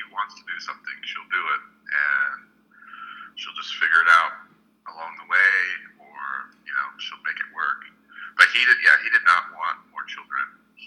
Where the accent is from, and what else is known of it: Maine, United States; born or raised there; also born or lived in Jamaica / Canada